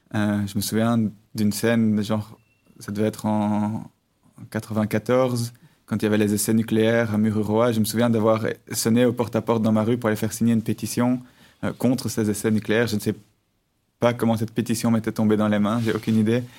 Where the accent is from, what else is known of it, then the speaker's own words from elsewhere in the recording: Brussels, Brussels-Capital Region, Belgium; je suis né en 1986 à Bruxelles, euh, j'ai grandi à Bruxelles, j'ai étudié à Bruxelles